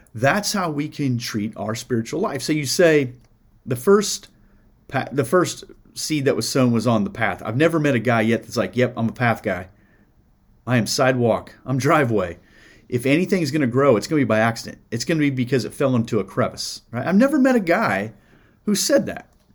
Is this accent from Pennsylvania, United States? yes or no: no; Iowa, United States; now in Indiana, United States; I grew up in Iowa, so I knew some farmers, and I got some here in Indiana.